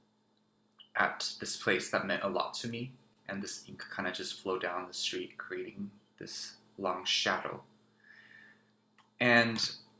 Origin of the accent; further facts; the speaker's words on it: Taipei, Taiwan; also born or lived in New Jersey, United States; now in Cambridge, Massachusetts, United States; I was born on Lenape land, also known as New Jersey, and raised on Kaitogulan land, also known as Taipei.